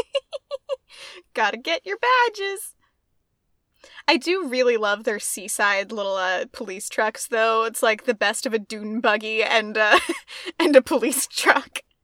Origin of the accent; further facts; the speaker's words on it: Maine, United States; I was born here, born and raised in Maine